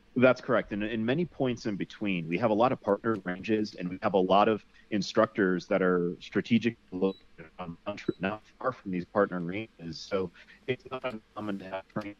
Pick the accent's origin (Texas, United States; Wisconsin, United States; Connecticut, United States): Connecticut, United States; I grew up in Connecticut